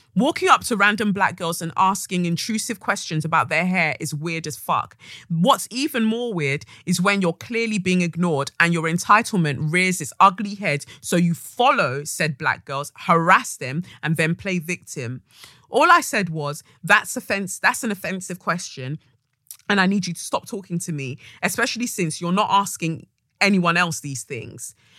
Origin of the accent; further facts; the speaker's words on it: United Kingdom; our experience as Black British women of Nigerian, you know, of Nigerian heritage